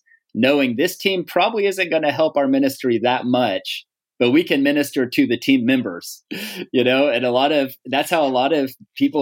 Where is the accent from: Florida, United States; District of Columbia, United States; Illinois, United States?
Florida, United States; Pensacola; moved away as an adult; also born or lived in Asheville, North Carolina; I'm actually from Pensacola, Florida.